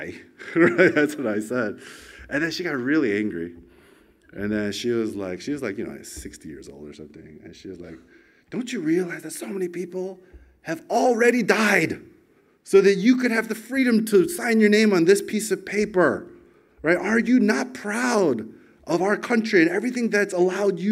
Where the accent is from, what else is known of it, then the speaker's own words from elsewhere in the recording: United States; moved away as an adult; now in Australia; when I was 18 years old, growing up in America.